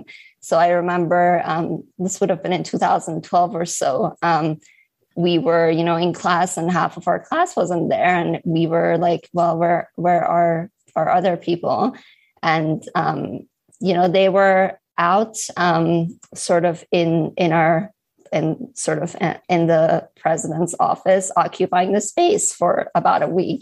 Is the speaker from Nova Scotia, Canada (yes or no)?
yes; Halifax, Nova Scotia, Canada; when I was in Halifax, so I was raised in Halifax, Nova Scotia, I never had the chance to kind of get involved in Model